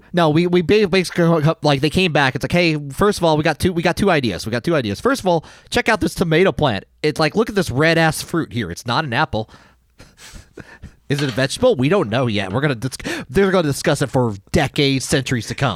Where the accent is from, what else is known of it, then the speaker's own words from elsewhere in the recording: Wichita, Kansas, United States; moved away; my hometown Pizza Hut